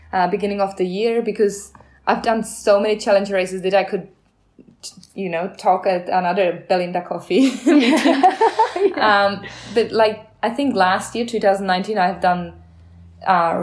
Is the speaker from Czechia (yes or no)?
yes; Czechia; English is a second language; now in Australia; I'm from Czech Republic